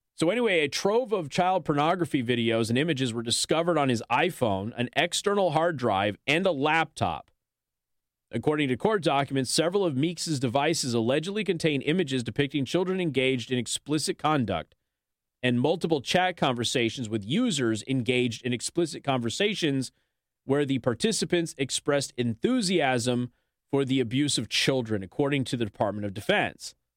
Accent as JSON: {"language": "English", "town": "Las Vegas", "region": "Nevada", "country": "United States", "tie": "born or raised there", "said": "I come from Las Vegas."}